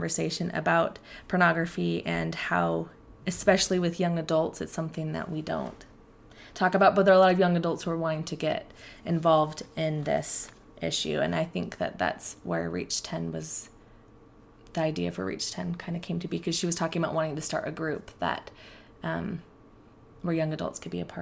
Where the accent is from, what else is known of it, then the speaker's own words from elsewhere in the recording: Portland, Oregon, United States; moved away as an adult; also born or lived in Provo, Utah; I grew up in Portland, Oregon